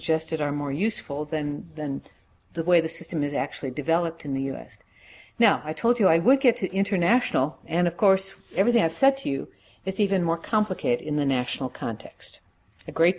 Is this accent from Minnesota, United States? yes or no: yes; Minnesota, United States; I come from Minnesota.